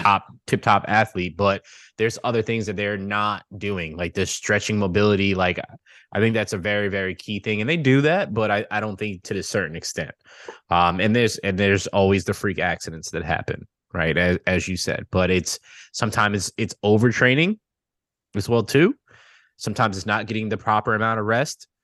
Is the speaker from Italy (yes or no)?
no; New York, United States; being a New Yorker